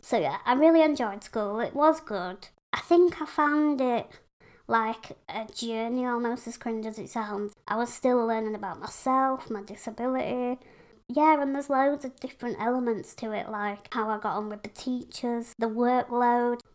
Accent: Pontefract, Yorkshire and the Humber, United Kingdom; I live in Yorkshire, West Yorkshire, in a little town called Pontefract.

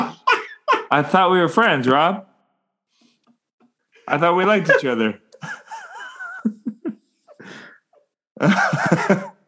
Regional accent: Canada; I'm Canadian filmmaker

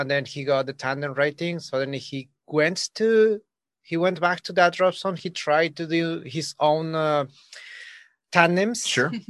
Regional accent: Mexico; I'm coming from Mexico.

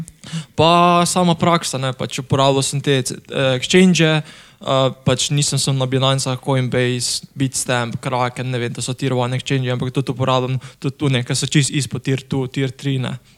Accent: Semič, Southeast Slovenia, Slovenia; sem iz Bele krajine oziroma Semiča

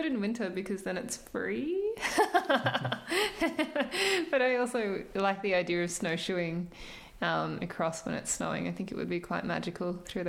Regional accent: New South Wales, Australia; now in Hobart, Australia; I'm 30. I live in Hobart, but I'm from New South Wales.

